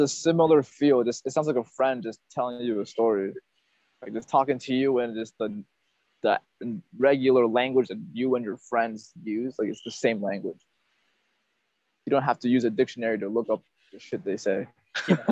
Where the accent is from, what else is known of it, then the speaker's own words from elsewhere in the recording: Northern Virginia, United States; moved away as an adult; also born or lived in Peru; now in Vietnam; in my hometown of Northern Virginia, people are not blunt.